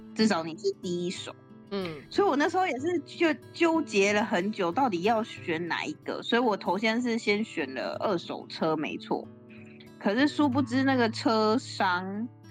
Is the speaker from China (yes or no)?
no; Taiwan; moved away as an adult; now in Canada; 我们台湾人而言